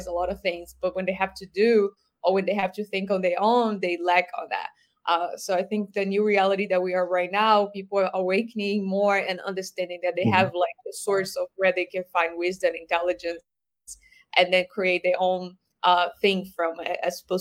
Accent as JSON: {"language": "English", "country": "Brazil", "tie": "born or raised there", "moved": "yes", "said": "I grew up in Brazil, I listened to a lot of Brazilian singers"}